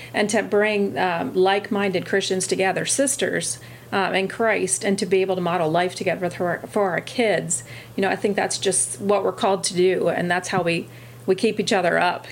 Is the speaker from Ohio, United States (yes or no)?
no; Milton, Delaware, United States; I grew up in Sussex County also, originally from Milton, still living just outside of Milton